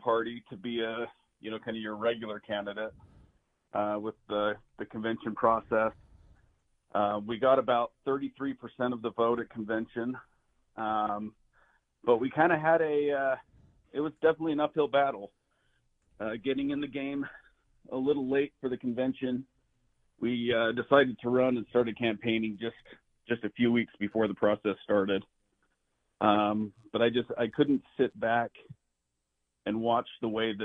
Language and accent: English; Price, Utah, United States; I grew up in Price, which is in Carbon County.